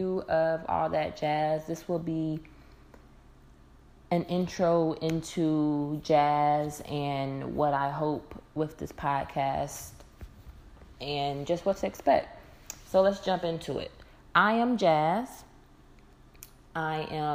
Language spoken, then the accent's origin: English; Dayton, Ohio, United States; now in Atlanta, United States; I currently reside in Atlanta, Georgia. I've been here for quite some time. I'm originally from Dayton, Ohio